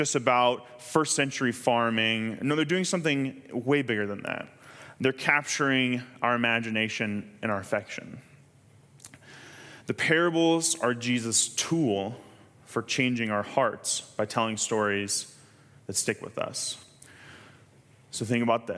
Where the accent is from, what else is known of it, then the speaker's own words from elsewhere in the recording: Kansas, United States; I'm from Kansas